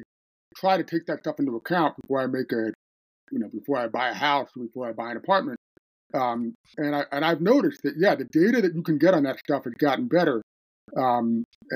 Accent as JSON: {"language": "English", "area": "Jersey Shore", "region": "New Jersey", "country": "United States", "tie": "born or raised there", "said": "I grew up on the Jersey Shore, close to the beach"}